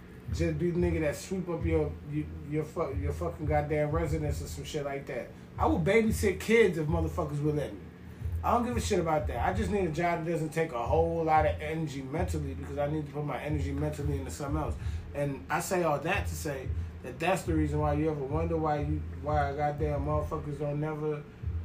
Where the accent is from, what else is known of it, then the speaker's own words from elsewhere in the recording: New York, United States; accent: New York; moved away; my New York accent